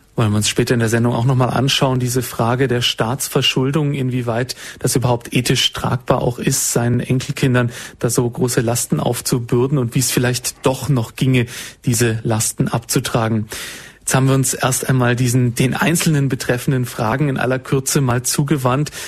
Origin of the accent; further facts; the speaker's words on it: Swabia, Baden-Württemberg, Germany; Also ich bin Schwabe